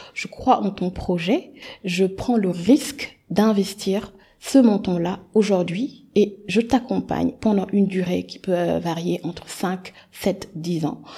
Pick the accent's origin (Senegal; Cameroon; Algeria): Senegal; Dakar; moved away as an adult; also born or lived in France; sénégalaise. Euh, j'ai grandi au Sénégal, j'ai euh, fait tout mon parcours scolaire, tout mon parcours scolaire ici au Sénégal